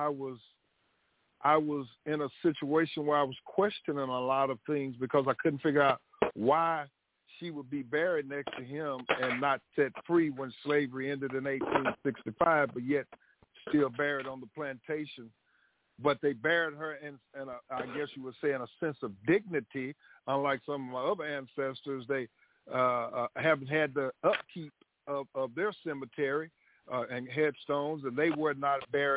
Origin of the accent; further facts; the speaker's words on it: Texas, United States; growing up in Texas